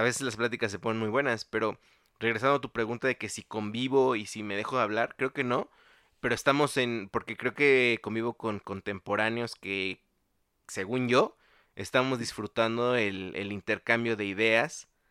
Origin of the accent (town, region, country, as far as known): Mexico